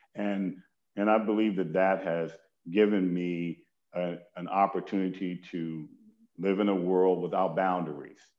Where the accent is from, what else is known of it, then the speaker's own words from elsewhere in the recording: Detroit, Michigan, United States; moved away; a part of my childhood I spent in Detroit, Michigan